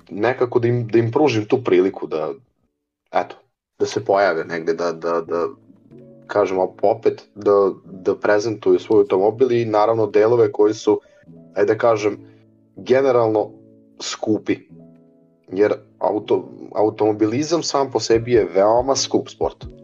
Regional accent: Novi Bečej, Vojvodina, Serbia; dolazim iz Novog Bečeja, 94. godište.

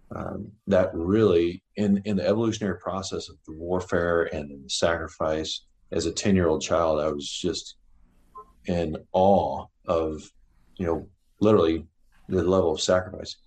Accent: Midwest, United States; I grew up in Mid America

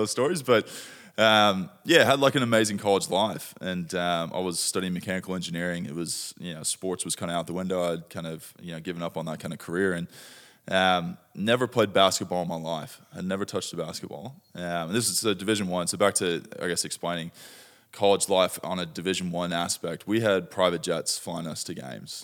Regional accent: Dallas, Texas, United States; moved away as an adult; now in Australia; I grew up in Dallas, Texas

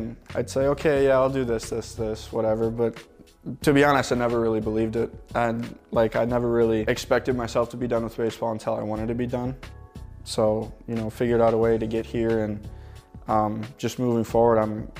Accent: Montana, United States; It was cool. It's a very unique place. You know, obviously, there's a ton of stuff to do outside. World-famous ski resorts. Yellowstone National Park is like an hour from my house.

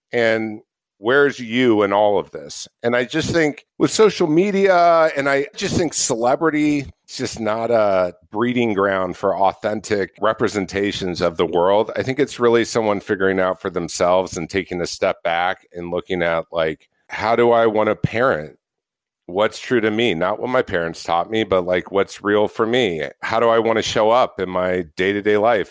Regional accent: Orange County, California, United States; I grew up in Orange County, California

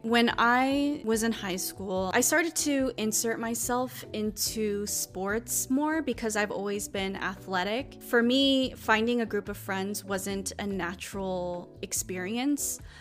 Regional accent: United States; as an Asian American woman

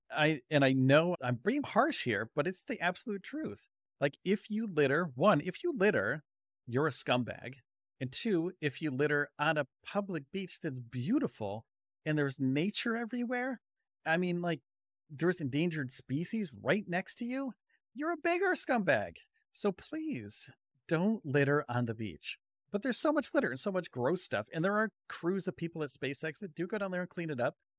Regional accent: Northeast, United States; moved away; growing up in the Northeast

